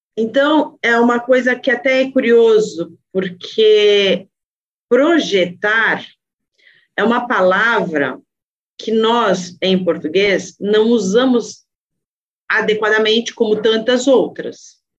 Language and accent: Portuguese; São Paulo, Brazil; eu sou de São Paulo e eu sou pesquisadora mesmo da cidade de São Paulo.